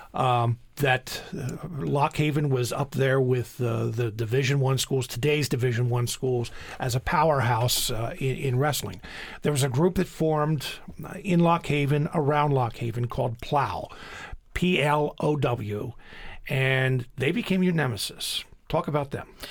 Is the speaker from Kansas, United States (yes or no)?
no; Coatesville, Pennsylvania, United States; Coatesville, my hometown